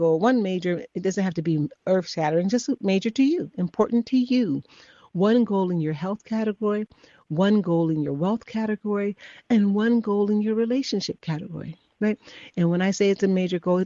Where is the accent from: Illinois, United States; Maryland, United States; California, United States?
Illinois, United States; Chicago; I'm from Chicago